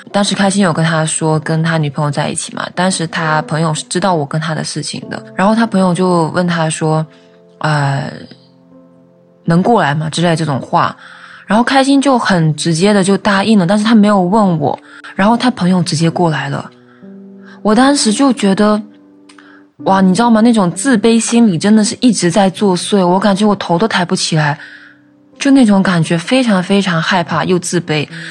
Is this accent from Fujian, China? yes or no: yes; Fujian, China; 我今年二十三岁了，我来自福建